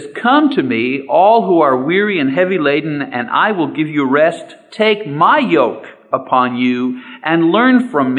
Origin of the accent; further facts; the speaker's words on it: Canada; I'm a Canadian, but I consider myself part of North America